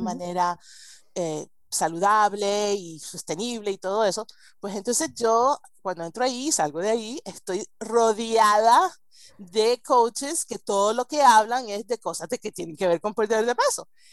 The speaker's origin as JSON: {"language": "Spanish", "country": "United States", "tie": "born or raised there", "second_language": "Spanish", "said": "yo crecí en Estados Unidos y hablo español gracias a mi abuela española y a las telenovelas"}